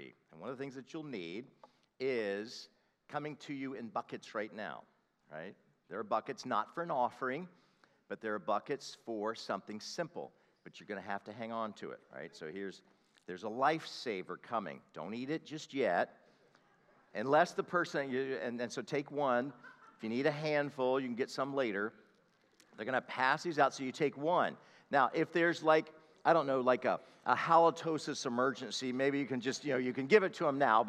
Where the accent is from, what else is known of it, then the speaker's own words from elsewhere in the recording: the South, United States; I'm a Southerner